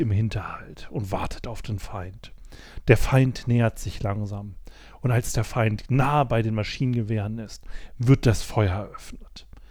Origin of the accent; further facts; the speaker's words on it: Germany; Ich weiß als Deutscher